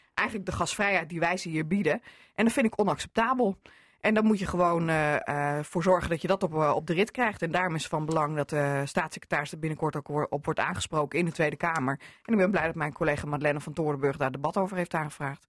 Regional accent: Groningen, Netherlands; vlak over de grens bij ons in Groningen

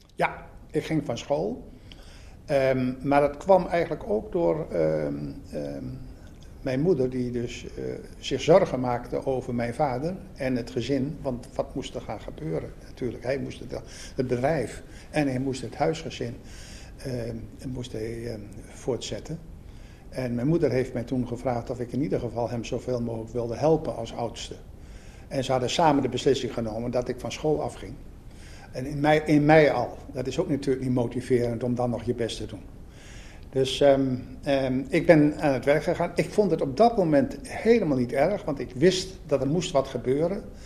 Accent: Assen, Drenthe, Netherlands; now in Belgium; Ik ben Assenaar. Ik ben in Assen geboren en getogen

